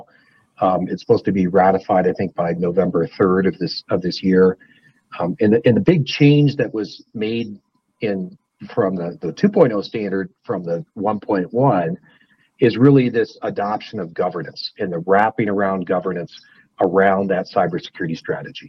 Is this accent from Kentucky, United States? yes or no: no; north of Spokane, Washington, United States; now in Idaho, United States; I grew up in the Northwest, north of Spokane, Washington.